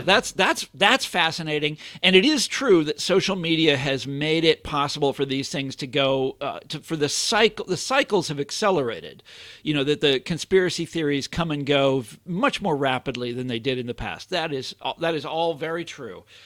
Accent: Kansas City, United States; moved away; I'm from Kansas City, two million is the population is two million people

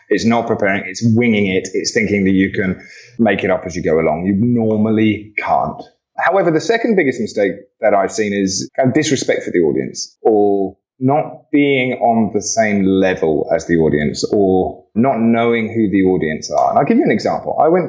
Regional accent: Australia; I'm Aussie, so I'm going to tread on it.

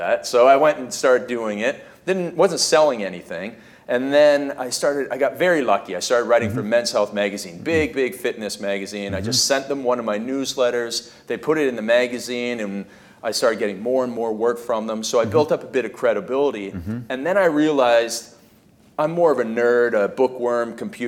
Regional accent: Canada; when I was growing up in Canada, we play ice hockey

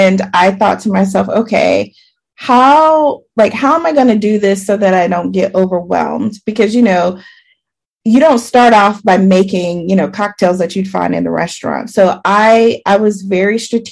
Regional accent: the South, United States; I'm from the South.

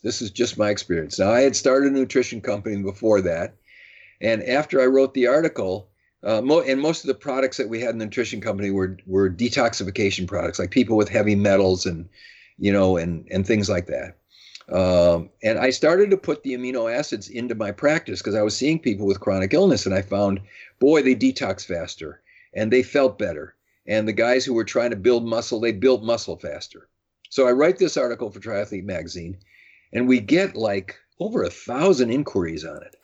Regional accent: Madison, Wisconsin, United States; I grew up in Madison, Wisconsin

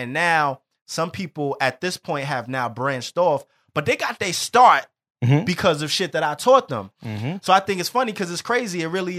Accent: New York City, New York, United States; I'm from the North, he's from the South Bronx

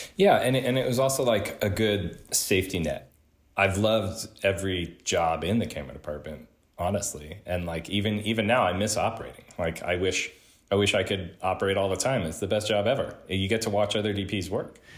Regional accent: Oklahoma City, Oklahoma, United States; I grew up in Oklahoma City

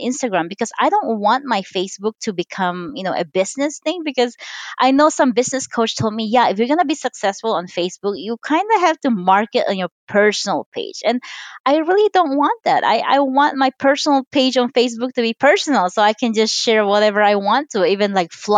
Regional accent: Philippines; now in United States; I'm Chinese. I was born and raised in the Philippines.

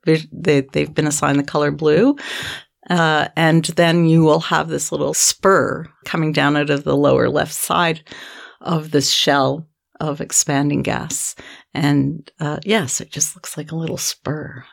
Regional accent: Canada; I'm a Canadian and I'm a professor at the University of Manitoba in the middle

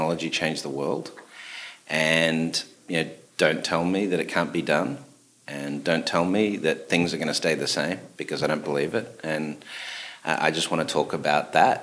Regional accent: Melbourne, Victoria, Australia; moved away as an adult; also born or lived in Sydney, Australia / New York, United States; now in Connecticut, United States; Melbourne was, when I was growing up, the third largest Greek city by population in the world.

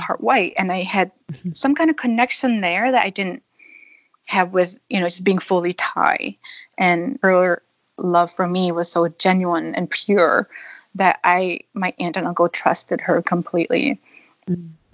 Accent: Thailand; now in Spokane, United States; I'm part Thai. I grew up in Thailand

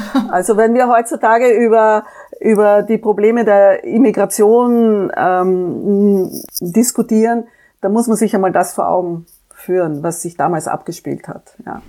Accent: Vienna, Austria; also born or lived in Frankfurt, Germany / Korea; bei uns in Österreich

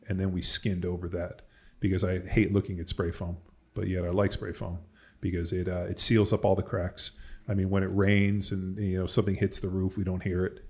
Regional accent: California, United States; moved away as an adult; now in Texas, United States; I'm from California

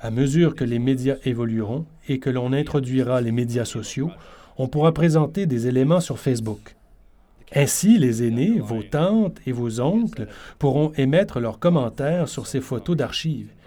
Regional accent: Iqaluit, Nunavut, Canada; Je suis originaire d'Iqaluit

